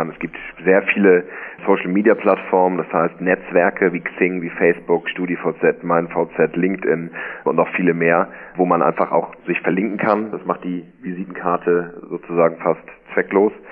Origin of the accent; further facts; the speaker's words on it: Hamburg, Germany; nicht nur in meiner Heimatstadt hier in Hamburg, in allen Städten Deutschlands